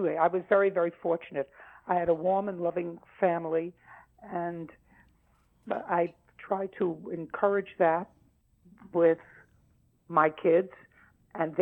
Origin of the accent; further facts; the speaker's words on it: New York City, New York, United States; now in Los Angeles, United States; as kids growing up in Brooklyn